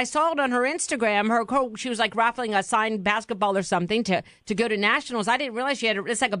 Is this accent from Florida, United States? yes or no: yes; DeLand, Florida, United States; I'm from DeLand